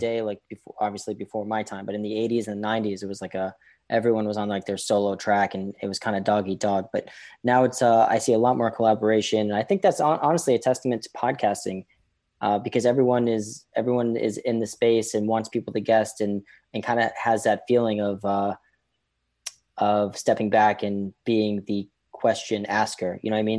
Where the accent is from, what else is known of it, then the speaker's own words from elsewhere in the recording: Boston, Massachusetts, United States; now in New York City, United States; I grew up in Boston